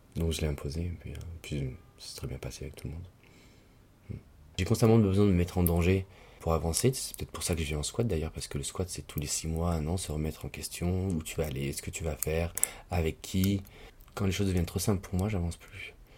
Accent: Lyon, Auvergne-Rhône-Alpes, France; moved away as an adult; also born or lived in Tunisia; now in Paris, France; Je suis né à Lyon, la ville dans laquelle je suis resté jusqu'à mes 18 ans, 19 ans, ensuite je suis venu à Paris

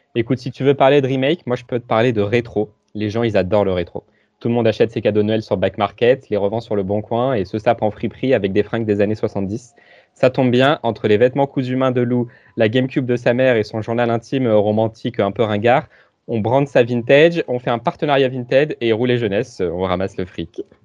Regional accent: Rochefort, Nouvelle-Aquitaine, France; je viens de près de Rochefort, Place Colbert, Pont Transborder

